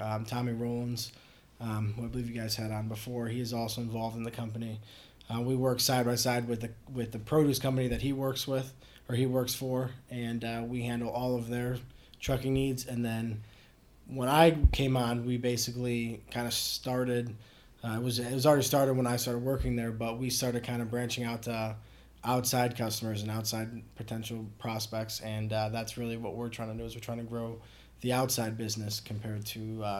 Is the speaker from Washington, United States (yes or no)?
no; Cleveland, Ohio, United States; also born or lived in Strongsville, Ohio; I grew up in Cleveland, Cleveland area, actually, till I was about 10 years old, live in Columbia Station, which is just like a little tiny kind of a hillbilly town outside of Strongsville, which is like the bigger area up there where I eventually moved to.